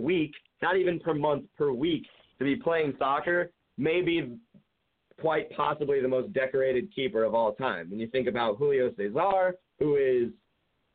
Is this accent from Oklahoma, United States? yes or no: no; Columbus, Ohio, United States; But I'm from Columbus. I live in Columbus.